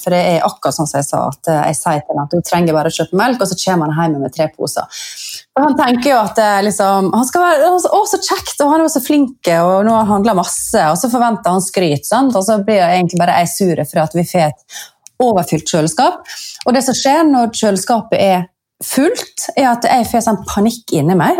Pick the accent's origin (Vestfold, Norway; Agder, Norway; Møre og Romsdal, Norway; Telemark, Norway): Møre og Romsdal, Norway; Sunnmøre; jeg er født sunnmøring så er jeg jo oppvokst